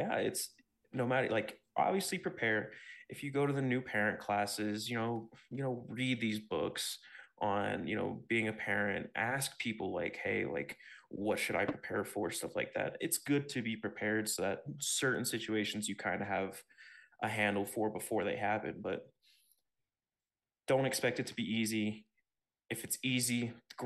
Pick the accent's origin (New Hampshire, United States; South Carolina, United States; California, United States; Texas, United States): Texas, United States; also born or lived in Ohio; I grew up mostly in Texas, and before that I was living in Ohio